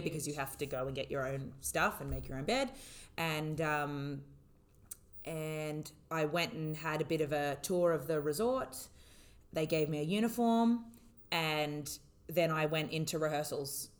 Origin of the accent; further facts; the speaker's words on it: Australia; now in United Arab Emirates; I was living and working in the UAE as an Australian